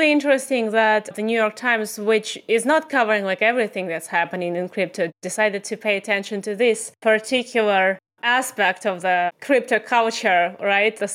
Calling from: Tbilisi, Georgia; Oh, today I'm back in Tbilisi in the sweltering hot capital of Georgia.

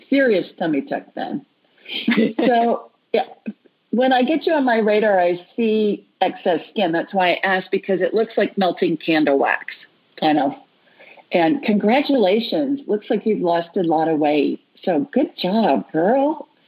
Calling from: Melbourne, Florida, United States; I'm calling from Melbourne, Florida.

